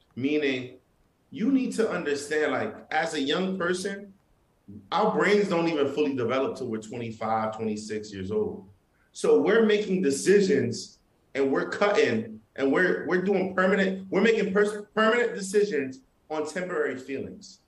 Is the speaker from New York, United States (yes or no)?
yes; New York, United States; I'm Haitian. I'm from Brooklyn too, you know, and I'm Haitian, and my family's from Haiti.